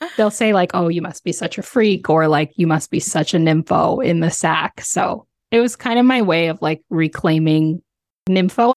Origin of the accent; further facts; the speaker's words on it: Ontario, Canada; born and raised in, in Ontario, Canada